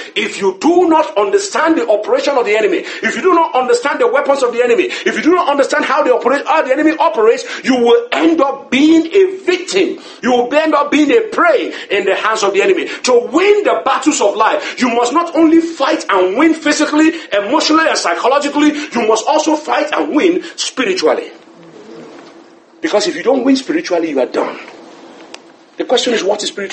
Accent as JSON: {"language": "English", "region": "Lagos", "country": "Nigeria", "tie": "born or raised there", "said": "I grew up in Lagos"}